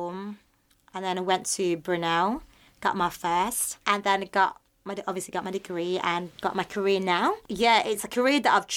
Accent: Philippines; I'm just being a Filipino

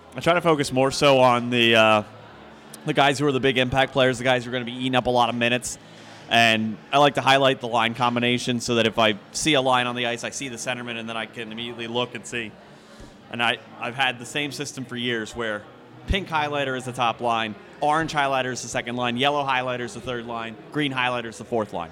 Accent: Philadelphia, Pennsylvania, United States; moved away; I grew up in Philadelphia, so I grew up listening to Merrill Reese and Mike Quick

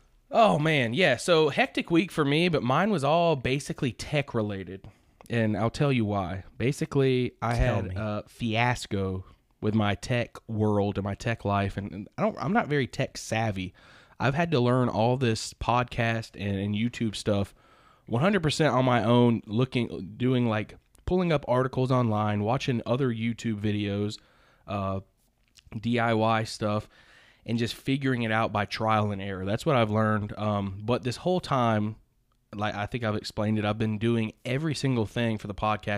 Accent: the South, United States; I'm from the South.

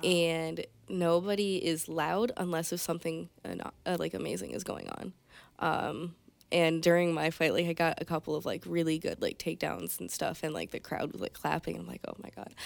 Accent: Conneaut, Ohio, United States; moved away as an adult; now in Michigan, United States; Conneaut, Ohio

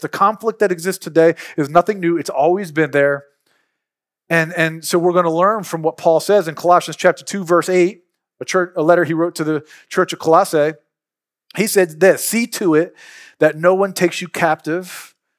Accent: Philadelphia, Pennsylvania, United States; now in Mississippi, United States; I'm from Philly. We grew up opening up fire hydrants on the street

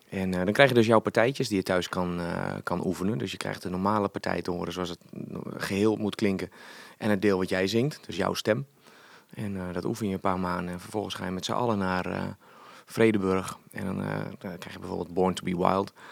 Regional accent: Hoogeveen, Drenthe, Netherlands; Ik, eh, ik kom uit Hogeveen en ik doe Woody Woodpecker na.

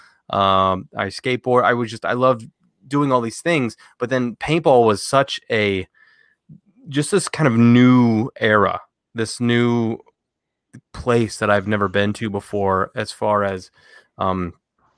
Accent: Northern Ohio, United States; I grew up in Northern Ohio for the most part of my life

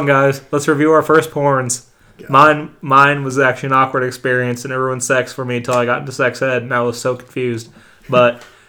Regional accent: New Hampshire, United States; I'm from New Hampshire

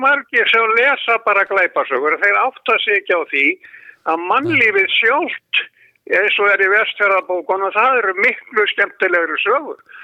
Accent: Iceland; við vorum allast upp í Reykja

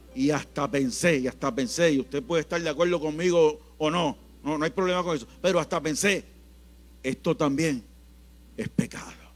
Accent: Puerto Rico; en Puerto Rico somos ricos, más que bendecidos.

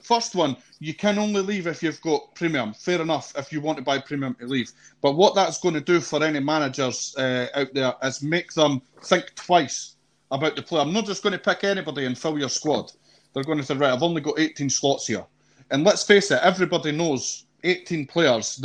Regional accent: Scotland, United Kingdom; I'm Scottish

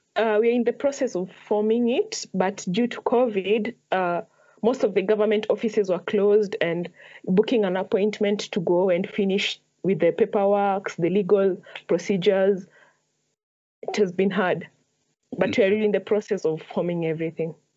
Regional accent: Nairobi, Kenya; I grew up in Huruma

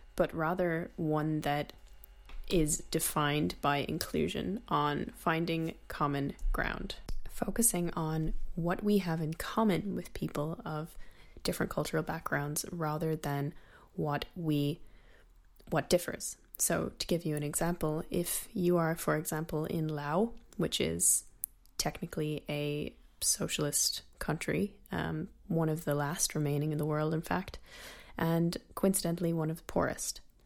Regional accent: United States; I'm Irish American

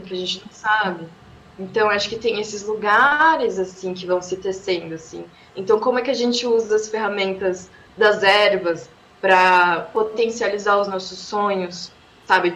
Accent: São Paulo, Brazil; eu nasci aqui em São Paulo, mas minha mãe e minha avó são mulheres pernambucanas de Caruaru

